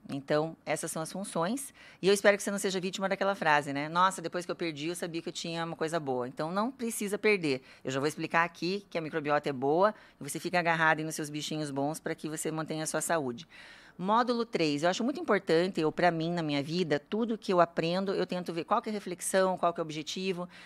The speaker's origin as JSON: {"language": "Portuguese", "town": "Curitiba", "region": "Paraná", "country": "Brazil", "tie": "born or raised there", "also_born_or_lived": "Campo Grande, Mato Grosso do Sul / São Paulo / Germany", "said": "eu nasci em Campo Grande, Mato Grosso do Sul. Esse sotaque é porque eu só fiquei lá um ano, vim aqui para Curitiba, já me considero curitibana"}